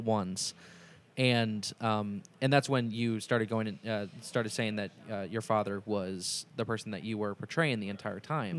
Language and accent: English; Indianapolis, Indiana, United States; now in Cincinnati, United States; I'm originally from Indianapolis